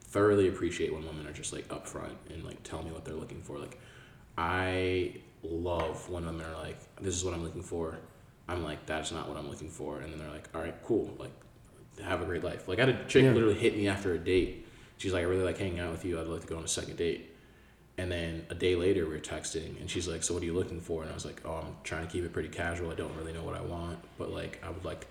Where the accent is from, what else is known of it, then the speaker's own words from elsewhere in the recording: Nigeria; I'm Nigerian.